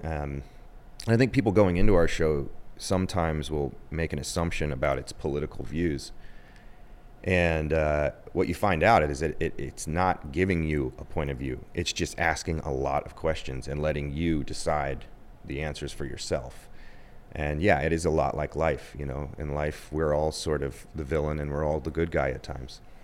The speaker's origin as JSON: {"language": "English", "region": "Ohio", "country": "United States", "also_born_or_lived": "New York / Los Angeles", "moved": "as an adult", "said": "I'm from Ohio."}